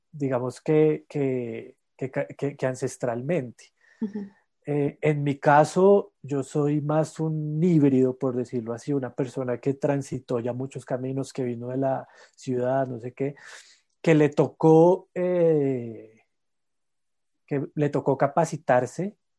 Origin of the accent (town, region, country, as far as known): La Calera, Cundinamarca, Colombia; born or raised there; also born or lived in Bogotá